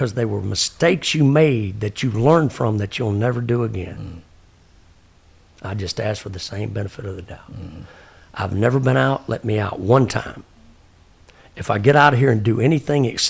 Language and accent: English; Texas, United States; I'm a Texan.